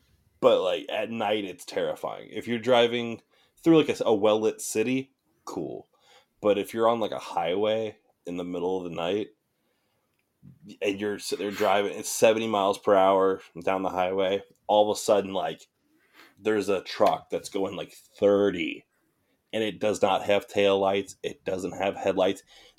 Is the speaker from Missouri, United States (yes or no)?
yes; Missouri, United States; growing up in Missouri